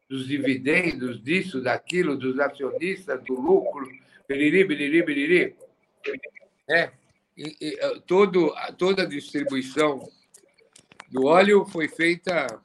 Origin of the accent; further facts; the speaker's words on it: São Paulo, Brazil; nós que somos de São Paulo, nós somos de São Paulo